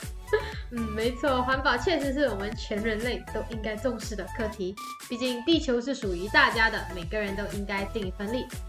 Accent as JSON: {"language": "Chinese", "country": "Malaysia", "said": "来自马来西亚"}